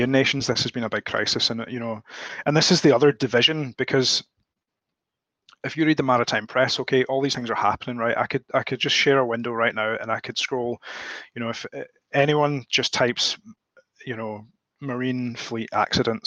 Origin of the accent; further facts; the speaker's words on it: Scotland, United Kingdom; I'm Scottish all the way back to the flipping Mesolithic era